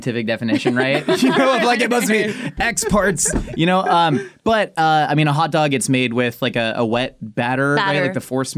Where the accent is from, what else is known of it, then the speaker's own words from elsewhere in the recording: Southern California, United States; we're from Southern California